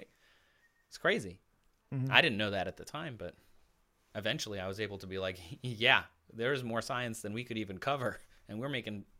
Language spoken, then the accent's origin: English; Midwest, United States; You know, I grew up in the Midwest, so hockey is a big deal there.